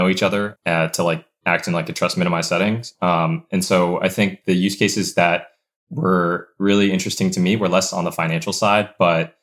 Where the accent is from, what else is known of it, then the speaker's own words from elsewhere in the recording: Cincinnati, Ohio, United States; I'm born and raised in Cincinnati, Ohio